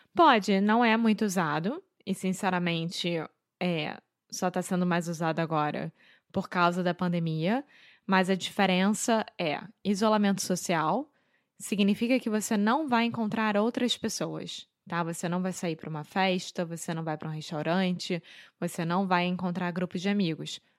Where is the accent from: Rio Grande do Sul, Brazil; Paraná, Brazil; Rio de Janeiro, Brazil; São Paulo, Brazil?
Rio de Janeiro, Brazil; accent: carioca; now in Portugal; Eu sou brasileira, carioca do Rio de Janeiro